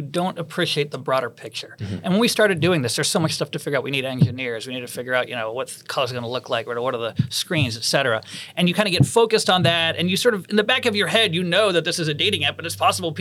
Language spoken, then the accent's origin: English; Boston, Massachusetts, United States; when I was a kid growing up in Boston